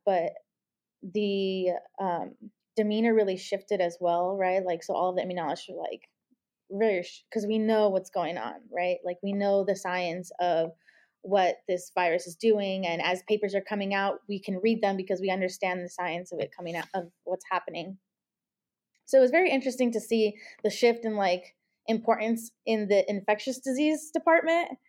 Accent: Los Angeles, California, United States; moved away as an adult; also born or lived in Ohio; now in Cincinnati, United States; I'm originally from Los Angeles, California

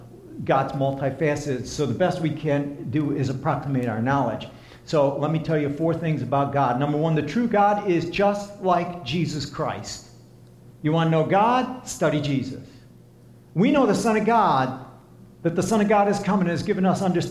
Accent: Lebanon, Pennsylvania, United States; No, I grew up in Lebanon, Pennsylvania.

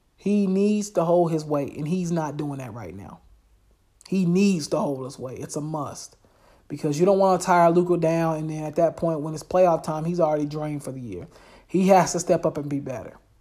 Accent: Charlotte, North Carolina, United States; I'm from Charlotte. I know everybody in Charlotte, basically

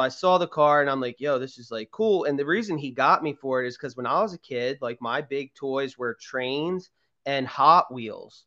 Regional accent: Garnet Valley, Pennsylvania, United States; where I grew up in Garnet Valley

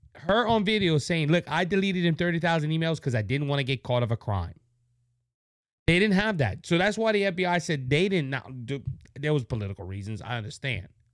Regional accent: Louisiana, United States; Louisiana, my home state

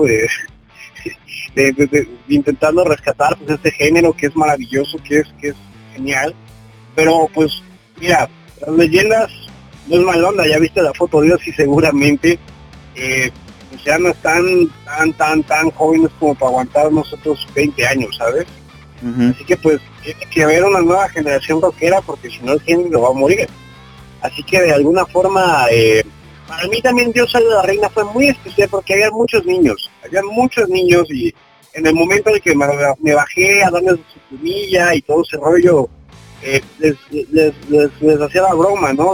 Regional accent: Mexico City, Mexico; yo soy de la Ciudad de México.

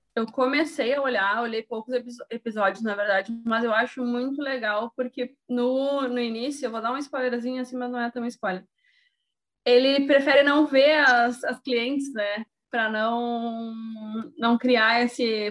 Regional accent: Rio Grande do Sul, Brazil; sou do Rio Grande do Sul, solteira, 30 anos, mulher

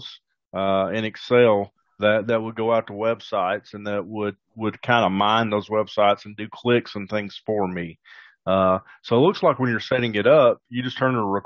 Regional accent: the South, United States; accent: Southern twang; I'm from the South, so obviously we've got a Southern twang on it there that nobody else would have

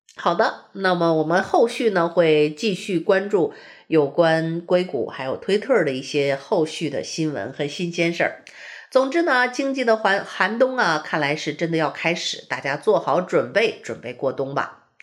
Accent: China; moved away as an adult; also born or lived in Beijing; now in United States; 我们从中国来的人

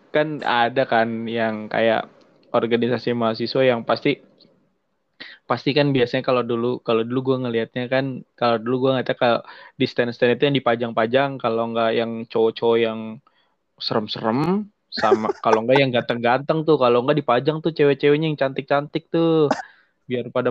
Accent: Tangerang, Banten, Indonesia; now in Serang, Indonesia; gue perantau bro gue perantau ibaratnya dari Tangerang ke Serang gitu kan nggak ada orang tua

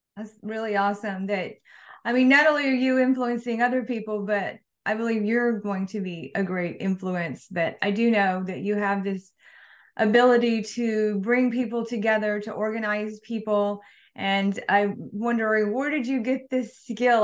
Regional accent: Mississippi, United States; moved away; from the South, from Mississippi

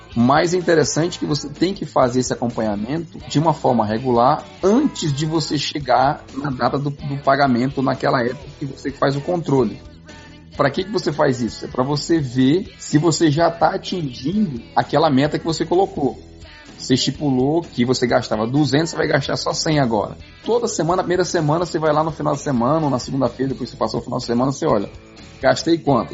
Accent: Barbacena, Minas Gerais, Brazil; moved away; Meu pai me ensinou quando eu era criança pequena lá em Barbacena

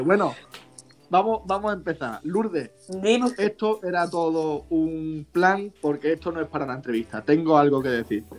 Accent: Spain; podíamos utilizar antes los españoles

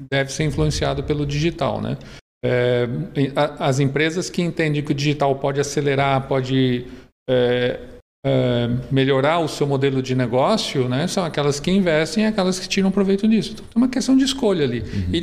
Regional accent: Santo André, São Paulo, Brazil; moved away as an adult; now in Blumenau, Brazil; Eu não sou de Blumenau, né? Eu sou de Santo

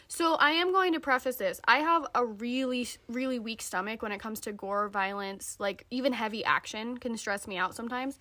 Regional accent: Utah, United States; growing up in Utah

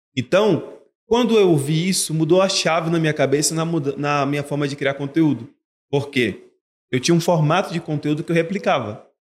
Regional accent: Feira de Santana, Bahia, Brazil; Eu sou de Feira de Santana, na Bahia.

